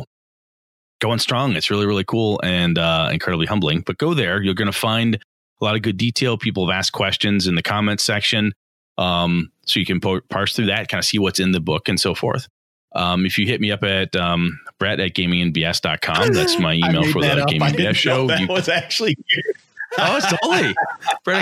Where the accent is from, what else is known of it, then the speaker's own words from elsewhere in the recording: Wausau, Wisconsin, United States; the gaming convention I run in my hometown of Wausau, Wisconsin